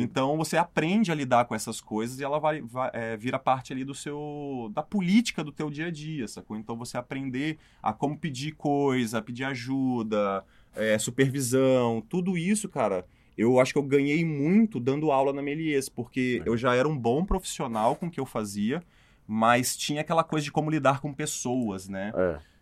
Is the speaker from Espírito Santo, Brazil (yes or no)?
yes; Espírito Santo, Brazil; moved away as an adult; also born or lived in São Paulo; Eu sou do Espírito Santo